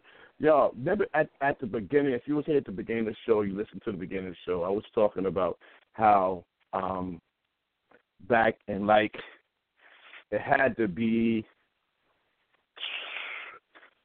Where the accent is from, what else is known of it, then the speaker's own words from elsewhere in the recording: Columbus, Ohio, United States; I'm from Columbus, Ohio